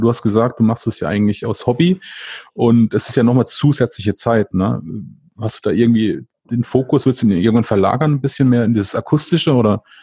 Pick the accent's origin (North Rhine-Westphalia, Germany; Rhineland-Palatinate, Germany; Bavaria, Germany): Rhineland-Palatinate, Germany; weil ich bin ja aus der Pfalz und ähm, ich meine, die Vulkaneifel ist von mir ein bisschen nördlich